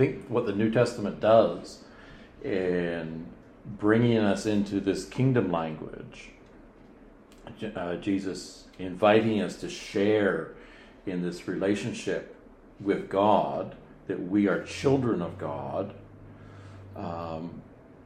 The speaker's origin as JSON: {"language": "English", "country": "Canada", "said": "I'm Canadian"}